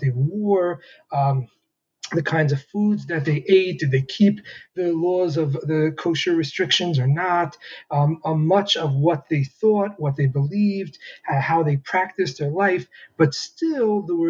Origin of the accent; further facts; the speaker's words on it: New York City, New York, United States; I grew up Lubavitch in the Hasidic community in Crown Heights, Brooklyn